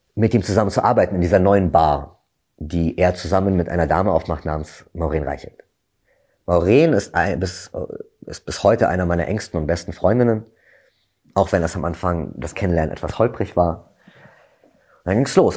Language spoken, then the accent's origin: German; Berlin, Germany; also born or lived in London; ich komme aus Berlin